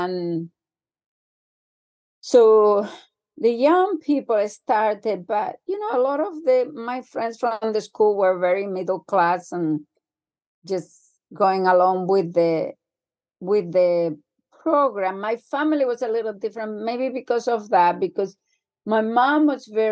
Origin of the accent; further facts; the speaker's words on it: Spain; moved away as an adult; also born or lived in England; I grew up in Spain